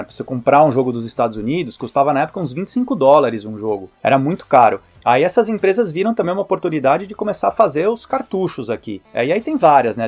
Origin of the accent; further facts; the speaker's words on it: Brazil; moved away; quando eu me apresento como brasileiro